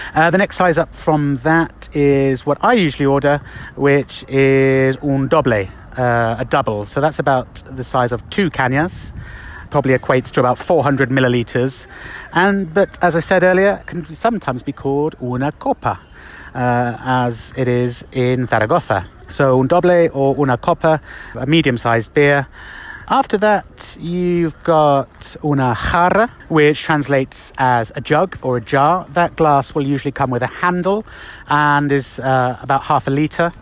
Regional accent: England, United Kingdom; moved away as an adult; now in Madrid, Spain; I'm English

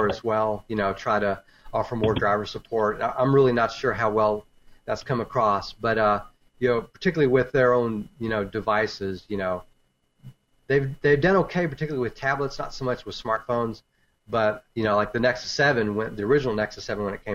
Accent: Texas, United States; I'm from Texas.

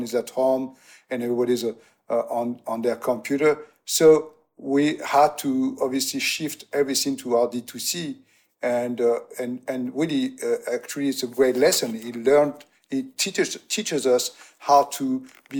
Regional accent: Aix-en-Provence, Provence-Alpes-Côte d'Azur, France; moved away; also born or lived in New York; we bought a house in my hometown in Aix-en-Provence

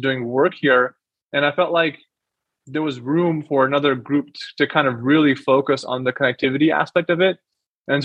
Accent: Pakistan; moved away; I'm from Pakistan

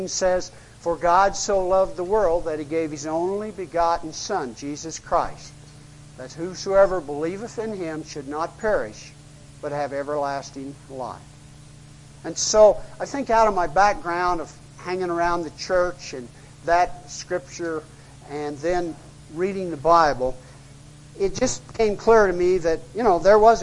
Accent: United States; I'm American, middle class

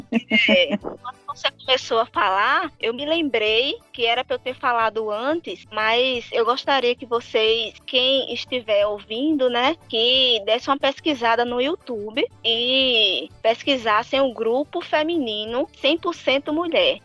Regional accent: Condado, Pernambuco, Brazil; eu vim de banda de música do interior de Pernambuco, sou de Condado, Pernambuco, e toco trombone

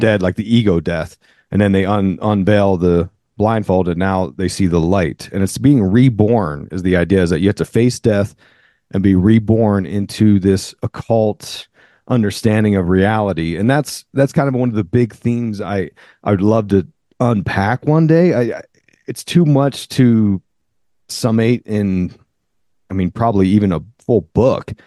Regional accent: near Philadelphia, Pennsylvania, United States; I grew up near Philly

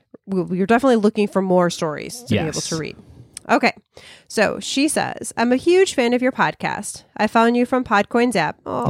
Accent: Estonia; I was born and raised in Estonia. It's a small country next to the Baltic Sea.

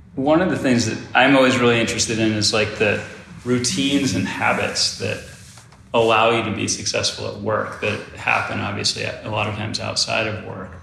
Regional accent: Rochester, Michigan, United States; I grew up in Rochester

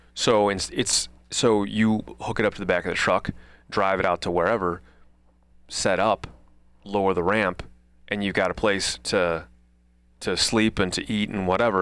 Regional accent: Midwest, United States; I was a kid from the Midwest

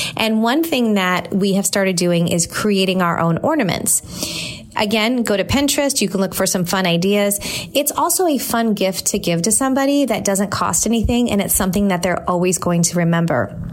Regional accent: California, United States; moved away as an adult; now in Tampa, United States; I grew up in California.

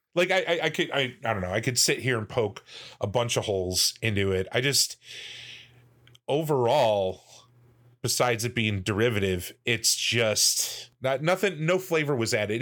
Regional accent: United States; I'm American

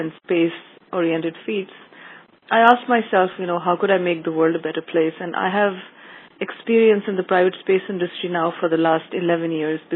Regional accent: Pakistan; moved away; also born or lived in Monaco / United Arab Emirates; I grew up in Pakistan

